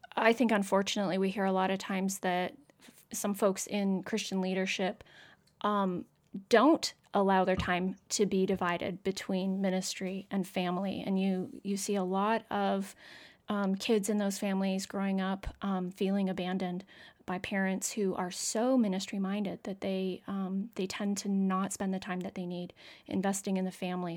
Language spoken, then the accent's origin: English; Canada; moved away; I'm from Canada originally.